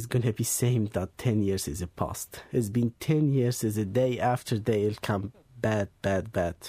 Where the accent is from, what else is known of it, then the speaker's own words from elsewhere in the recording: Iraq; English is a second language; now in London, United Kingdom; I never say I'm from Iraq. I say I'm Turkish or I'm from Lebanon, something like this.